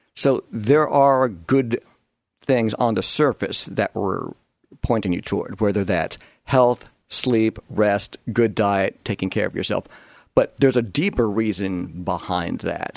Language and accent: English; Long Island, New York, United States; moved away as an adult; now in Oregon, United States; I grew up on Long Island in suburbia, about forty-five minutes east of New York City